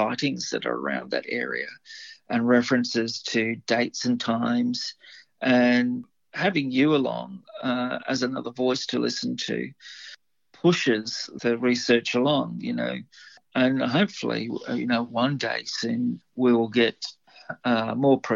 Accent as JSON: {"language": "English", "town": "Livingstone", "region": "Southern Province", "country": "Zambia", "tie": "born or raised there", "moved": "yes", "lives_now": "Australia", "said": "I was brought up in Africa, so I was born in Zambia."}